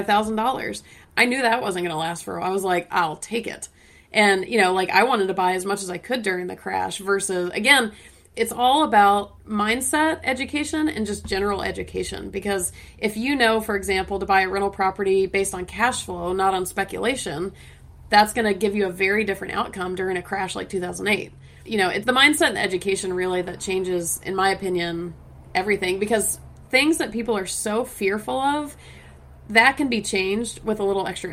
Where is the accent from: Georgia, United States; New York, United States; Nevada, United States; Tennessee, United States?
Georgia, United States; Atlanta; I'm from Atlanta